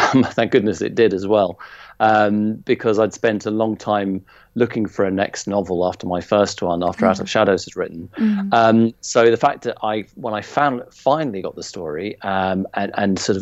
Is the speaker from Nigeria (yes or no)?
no; Zimbabwe; moved away; my own childhood of growing up in Zimbabwe and being at school there